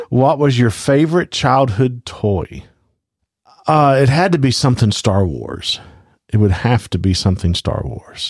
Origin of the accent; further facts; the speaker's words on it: Louisiana, United States; I am from Louisiana